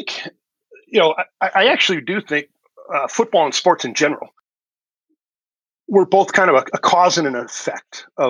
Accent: the North, United States; I grew up in the North. I've lived in the North my whole life, and so I, you know, always understood that if you were black, you weren't going to play football at a major, you know, state university in the South.

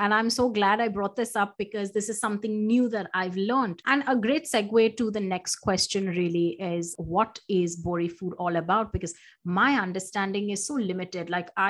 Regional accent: Mumbai, Maharashtra, India; And having been born and brought up in Mumbai, you see it.

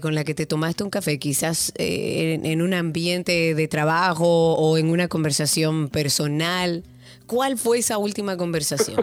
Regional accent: Dominican Republic

